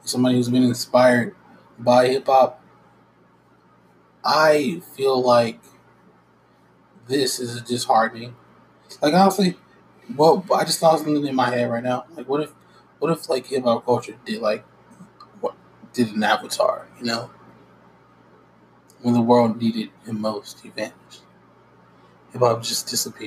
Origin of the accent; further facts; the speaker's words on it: United States; I am American